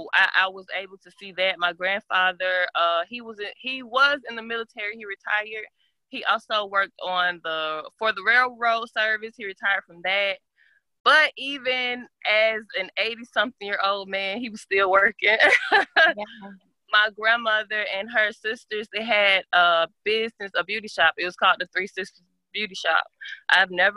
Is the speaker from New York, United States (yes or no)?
no; Atlanta, Georgia, United States; now in Morrow, United States; I am from Atlanta, the real Atlanta, but I live outside of Atlanta now in Morrow.